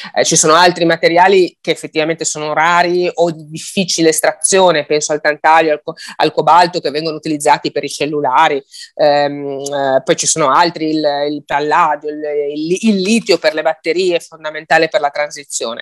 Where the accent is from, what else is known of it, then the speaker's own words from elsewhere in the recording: Liguria, Italy; io sono Ligure